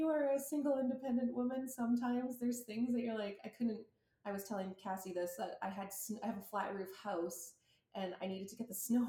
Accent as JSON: {"language": "English", "region": "Alberta", "country": "Canada", "said": "being Canadian, like Alberta winters"}